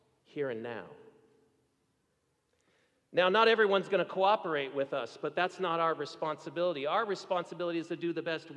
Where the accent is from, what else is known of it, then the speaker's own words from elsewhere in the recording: Seattle, Washington, United States; I grew up in Seattle, Washington, and went to a church called Westside Presbyterian Church